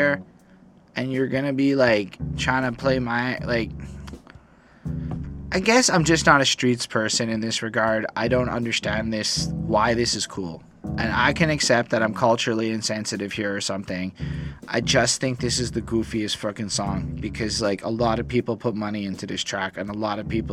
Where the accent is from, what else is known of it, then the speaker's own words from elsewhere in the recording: Canada; I'm a Canadian person. I am Canadian